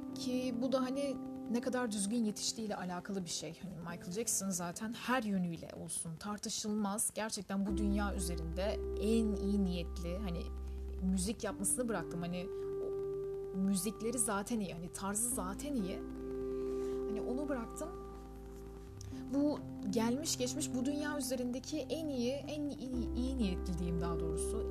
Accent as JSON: {"language": "Turkish", "country": "Turkey", "first_language": "Turkish"}